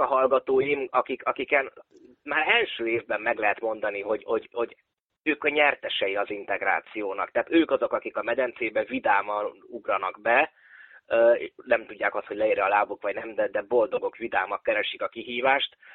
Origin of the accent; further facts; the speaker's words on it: Oradea, Bihor County, Romania; also born or lived in Vienna, Austria / Budapest, Hungary; Nagyváradon, itt ahol én nőttem föl